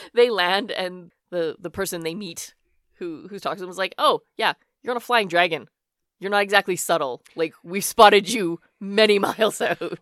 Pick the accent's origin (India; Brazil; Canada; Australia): Canada; Alberta; Born and raised in Canada. I have always lived here in Alberta